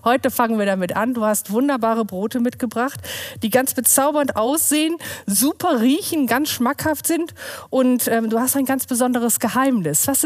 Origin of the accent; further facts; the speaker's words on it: Rheine, North Rhine-Westphalia, Germany; Rheine ist für mich mein Lebensmittelpunkt, mein Wohlfühlort, meine Heimatstadt, mein Arbeitsort.